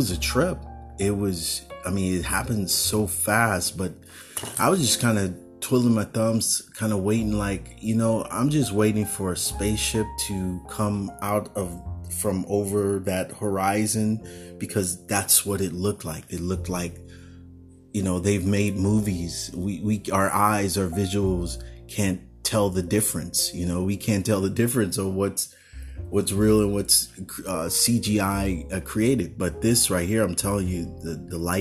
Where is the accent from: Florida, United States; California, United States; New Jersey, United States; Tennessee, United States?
California, United States; San Francisco Bay Area; Growing up in the Bay Area, there was a lot of thunderstorms here and there.